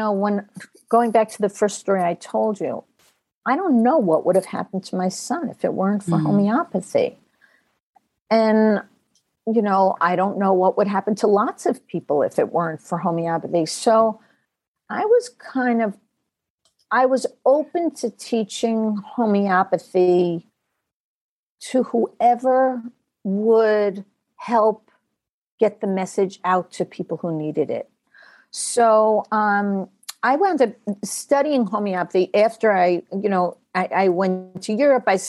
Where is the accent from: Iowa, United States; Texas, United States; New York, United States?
New York, United States; also born or lived in California; I was originally from New York